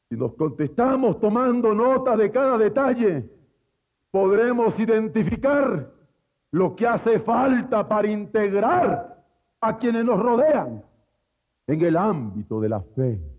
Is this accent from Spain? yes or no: no; Mexico